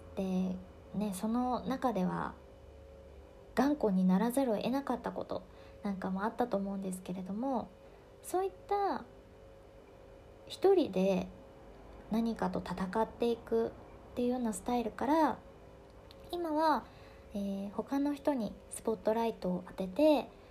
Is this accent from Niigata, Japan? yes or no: no; Tokyo, Japan; 私は新宿出身